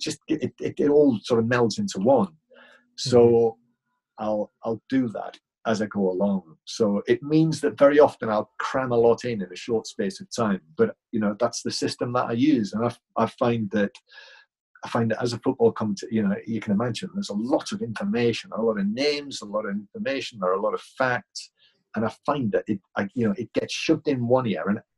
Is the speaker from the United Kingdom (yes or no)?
yes; England, United Kingdom; I am English